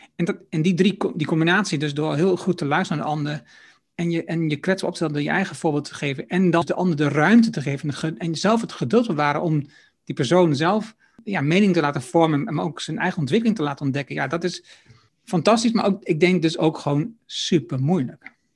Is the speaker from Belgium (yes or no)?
no; Netherlands; als Nederlander